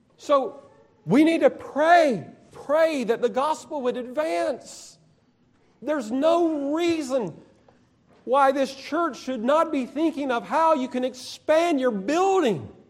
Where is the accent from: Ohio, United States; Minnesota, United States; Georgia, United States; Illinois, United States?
Georgia, United States; now in Alabama, United States; I'm from Georgia